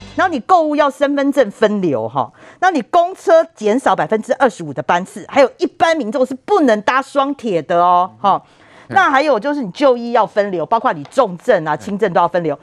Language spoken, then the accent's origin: Chinese; Kaohsiung, Taiwan; 我来自高雄哦